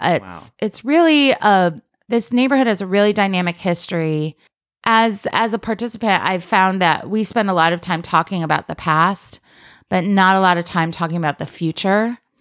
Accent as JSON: {"language": "English", "town": "Rochester", "region": "New York", "country": "United States", "tie": "born or raised there", "also_born_or_lived": "Washington, D.C. area / Ithaca, New York", "moved": "as an adult", "lives_now": "Brooklyn, United States", "said": "I'm from, I grew up in Rochester, New York"}